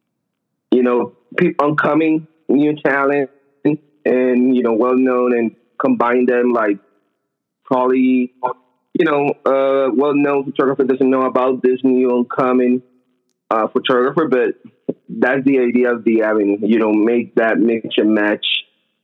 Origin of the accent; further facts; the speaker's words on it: Puerto Rico; moved away as an adult; now in Bay Area, United States; I'm actually from Puerto Rico, but I have been living here 6 years.